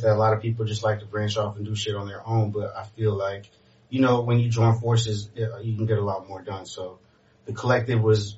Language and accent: English; Miami, Florida, United States; born or raised there; also born or lived in Montreal, Canada / Kendall / Broward / Haiti (ancestry)